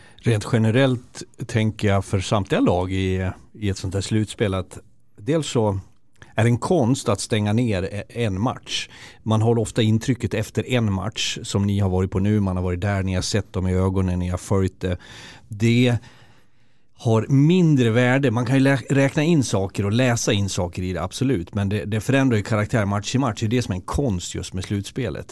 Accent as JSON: {"language": "Swedish", "town": "Leksand", "region": "Dalarna County", "country": "Sweden", "tie": "born or raised there", "also_born_or_lived": "Karlskoga", "moved": "yes", "said": "jag som är född och uppvuxen i Leksand, så när jag varit borta i tjugo"}